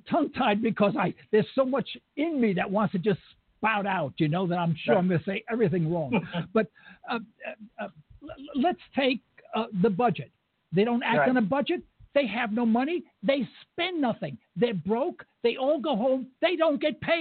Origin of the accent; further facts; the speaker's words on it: New York City, New York, United States; I'm from East Harlem, New York. I understand New Yorkers